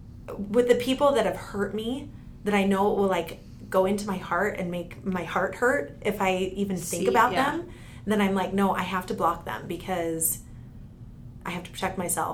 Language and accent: English; East Coast, United States; moved away; I grew up on the East Coast, and like I have a lot of friends that are still there